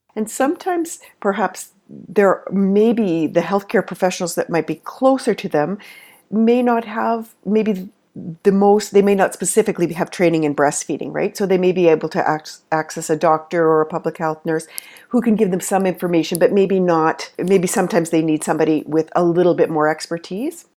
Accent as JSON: {"language": "English", "country": "Canada", "said": "I'm a Canadian nurse and lactation consultant"}